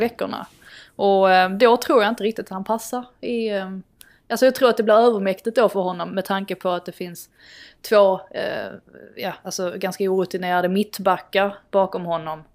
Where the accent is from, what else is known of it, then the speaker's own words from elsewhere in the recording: Sweden; som svensk